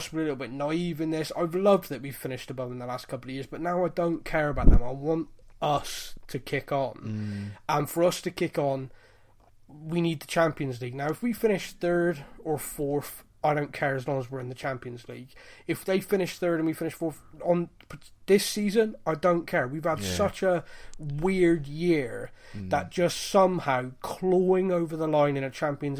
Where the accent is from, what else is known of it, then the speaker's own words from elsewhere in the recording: Bristol, South West England, United Kingdom; I'm from Bristol. I'm a Bristol rugby fan